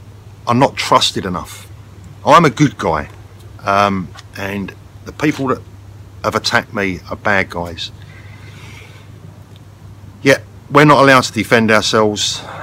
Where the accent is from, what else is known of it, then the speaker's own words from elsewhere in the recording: London, United Kingdom; I was brought up in London.